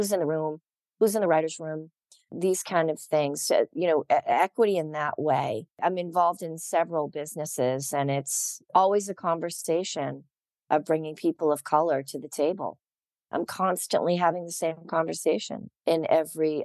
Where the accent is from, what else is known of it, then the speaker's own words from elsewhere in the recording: Boston, Massachusetts, United States; moved away as an adult; now in Los Angeles, United States; I grew up in Massachusetts